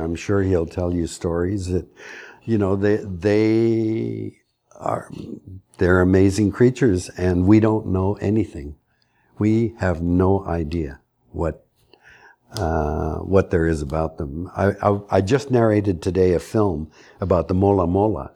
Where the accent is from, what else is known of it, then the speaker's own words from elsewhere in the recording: Canada; As a Canadian